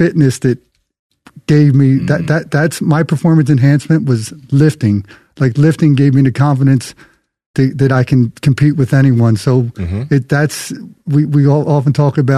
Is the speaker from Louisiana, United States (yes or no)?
no; Philadelphia, Pennsylvania, United States; I grew up in Philadelphia